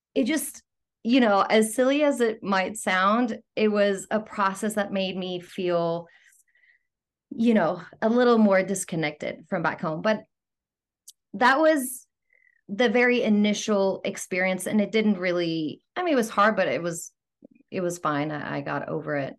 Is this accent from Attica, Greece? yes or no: yes; Athens, Attica, Greece; accent: Greek; moved away as an adult; also born or lived in London, United Kingdom; now in Los Angeles, United States; I was born and raised in Athens